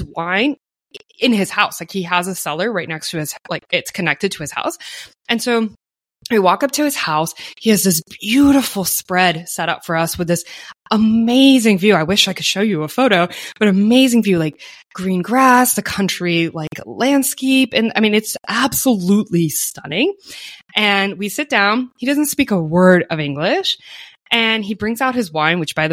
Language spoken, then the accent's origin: English; United States; as an American